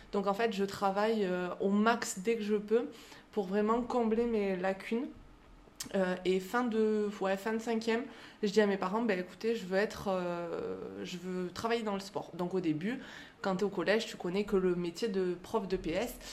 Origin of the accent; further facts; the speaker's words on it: France; now in Clermont-Ferrand, France; Euh, je vis à Clermont-Ferrand, et je suis originaire du beau plateau de l'Aubrac.